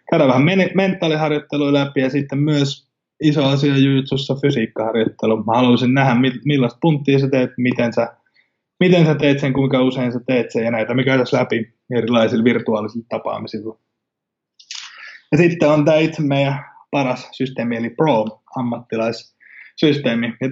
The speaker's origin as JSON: {"language": "Finnish", "country": "Finland", "first_language": "Finnish", "said": "Eli totta kai suomi on mulle suomi on mun äidinkieli ja se on kaikista helpoin, mutta sen lisäksi mä tuun tekemään englanniksi ja sitten myöskin espanjaksi täällä, missä, missä me asutaan."}